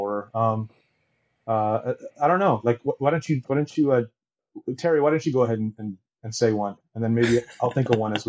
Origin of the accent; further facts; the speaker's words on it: Taiwan; I'm from Taiwan, so I don't have like Amazon Prime and stuff.